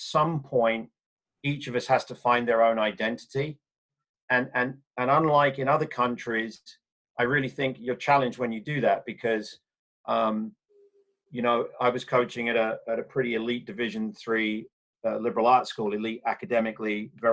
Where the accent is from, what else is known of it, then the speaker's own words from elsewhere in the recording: England, United Kingdom; moved away; growing up in England in the 70s and 80s.